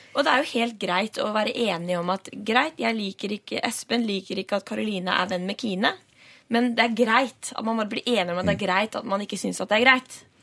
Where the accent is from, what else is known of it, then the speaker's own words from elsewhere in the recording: Stavern, Vestfold, Norway; ut ved kysten der jeg kommer fra Stavern